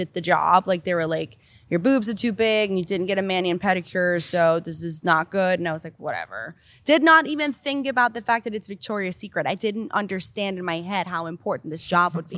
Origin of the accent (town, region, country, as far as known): Denmark; born or raised there; English is a second language; moved away as an adult; also born or lived in Miami, United States; now in United States